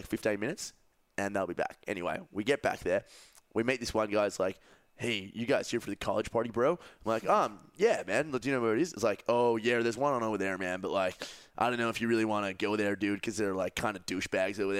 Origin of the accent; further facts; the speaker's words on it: Australia; accent: Australian; yeah, I'm a little Aussie